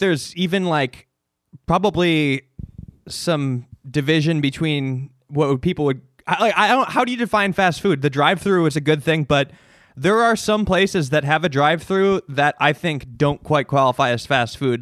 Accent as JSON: {"language": "English", "town": "Chicago", "region": "Illinois", "country": "United States", "tie": "born or raised there", "moved": "yes", "said": "I grew up in Chicago. Well, the suburbs"}